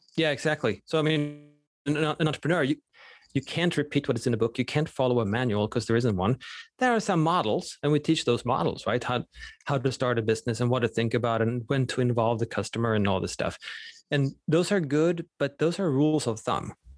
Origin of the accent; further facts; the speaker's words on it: Sweden; first language Swedish; English is a second language; moved away; Swedish is my native language